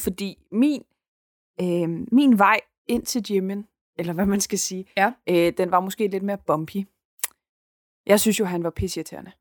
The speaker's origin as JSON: {"language": "Danish", "country": "Denmark", "said": "jeg er dansker"}